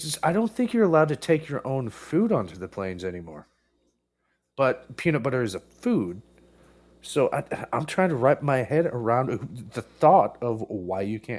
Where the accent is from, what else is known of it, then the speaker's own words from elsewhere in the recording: United States; an American